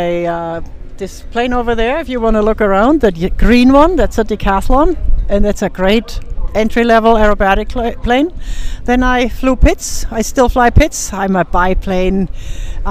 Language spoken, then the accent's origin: English; Germany; moved away as an adult; also born or lived in Fort Lauderdale, Florida; now in Denver, United States; I'm from Germany.